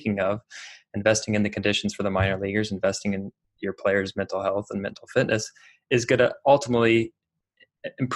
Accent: near Chicago, Illinois, United States; I grew up near Chicago

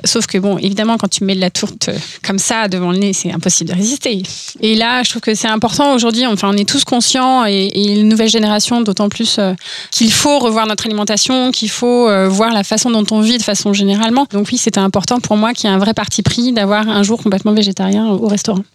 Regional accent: Orsay, Île-de-France, France; je viens d'Orsay, donc de la vallée chevreuse, et euh, là-bas, c'est un peu conditionné, en fait, puisque tu grandis entre le CNRS, l'INRA, Polytechnique

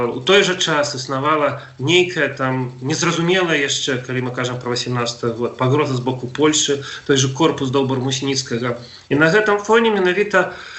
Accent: Belarus; мы беларусы

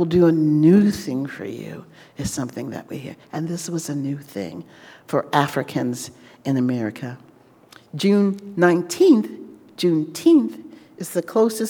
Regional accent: Louisiana, United States; I'm from Louisiana. I was not from Texas.

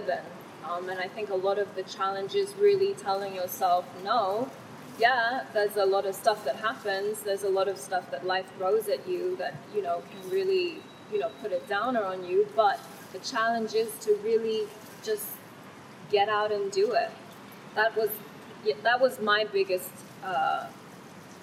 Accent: Thailand; first language Thai; English is a second language; moved away; also born or lived in England; I was actually born in Thailand, and my mother is half Thai, and Thai was actually my first language

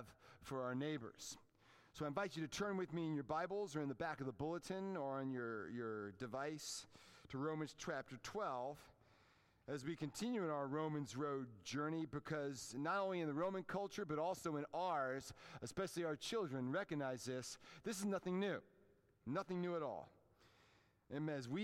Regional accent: Washington, District of Columbia, United States; moved away; Growing up in the Washington, D.C. area, we were Redskins fans

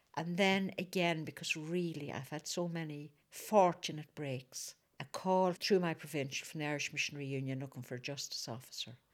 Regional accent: Fermanagh, Northern Ireland, United Kingdom

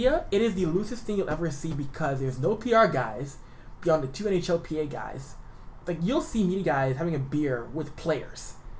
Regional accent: Edmonton, Alberta, Canada; I'm from Edmonton.

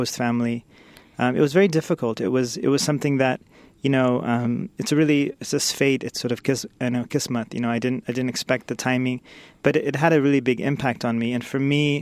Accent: Sacramento, California, United States; also born or lived in Washington, D.C. / India; So I grew up nearby in Sacramento, California.

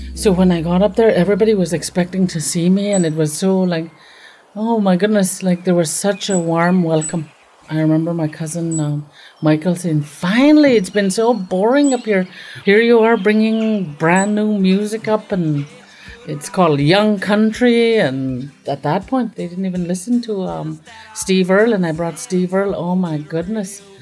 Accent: Fort St. James, British Columbia, Canada; also born or lived in Takla; I grew up off reserve um, in a small community called Fort St. James.

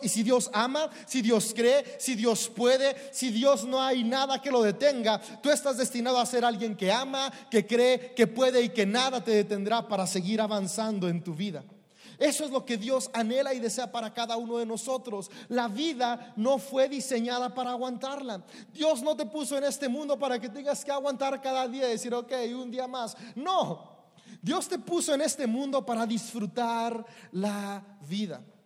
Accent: Mexico; Somos mexicanos

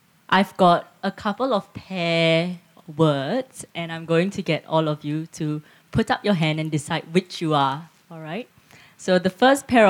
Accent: Singapore; moved away as an adult; now in Geelong, Australia; I grew up in Singapore and I've lived in Geelong for 8 years

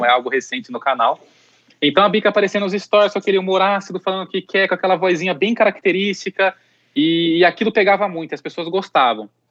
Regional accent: Artur Nogueira, São Paulo, Brazil; also born or lived in Campinas; eu sou de Campinas, então eu sou do interior, eu vivi boa parte da minha infância e adolescência mais no interior ainda, que é Artur Nogueira, que é uma cidade bem próxima de, de Campinas

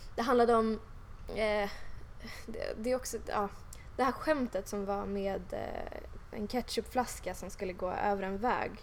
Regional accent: Huddinge, Stockholm County, Sweden; jag har vuxit upp här i Stockholm och liksom i Huddinge då utanför Stockholm

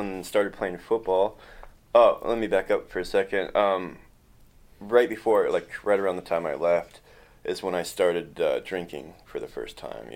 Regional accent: Kenai, Alaska, United States; also born or lived in Soldotna, Alaska; I was born in Soldotna, Alaska in 1986. I grew up in Kenai, Alaska

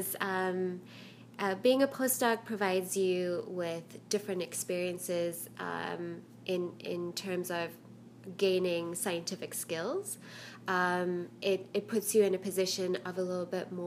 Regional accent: South Africa; moved away as an adult; now in United States; I was actually born and raised in South Africa. I immigrated with my parents to the United States when I was 18

